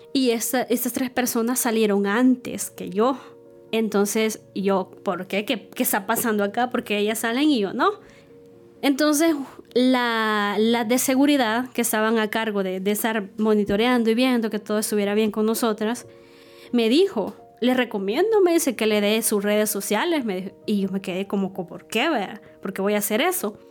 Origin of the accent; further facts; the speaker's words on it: Estanzuelas, Usulután, El Salvador; now in San Salvador, El Salvador; Cuando tenía 5 años, eh, mi mamá decidió irse a vivir con, con, sus papás. Ellos viven en el departamento de Usulután, específicamente en el municipio de, de Sanzuelas